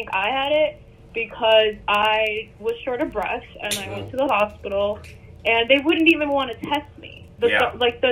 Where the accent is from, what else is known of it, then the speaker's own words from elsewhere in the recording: Miami, Florida, United States; moved away; we're from Miami originally